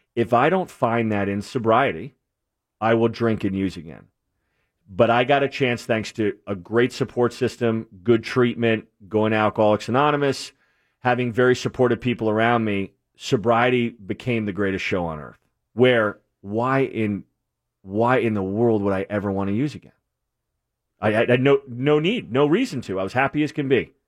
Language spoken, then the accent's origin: English; New England, Connecticut, United States; moved away; also born or lived in New Jersey; born and raised in New England